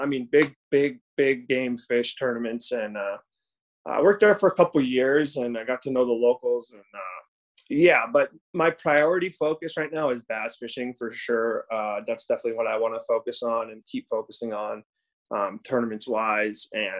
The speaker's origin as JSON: {"language": "English", "town": "San Diego", "region": "California", "country": "United States", "tie": "born or raised there", "moved": "yes", "said": "I grew up in San Diego, California. Again … I'm 32 years old."}